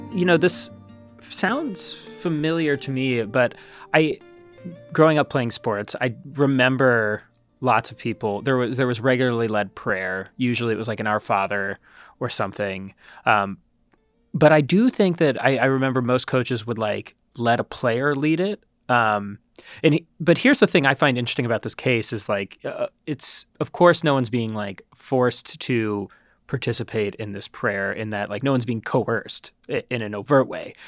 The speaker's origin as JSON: {"language": "English", "region": "Ohio", "country": "United States", "tie": "born or raised there", "said": "growing up in Ohio."}